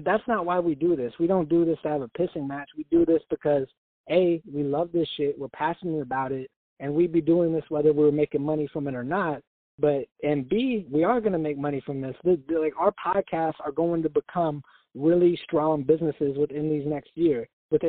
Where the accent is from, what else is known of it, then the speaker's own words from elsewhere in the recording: Oregon, United States; I'm from Oregon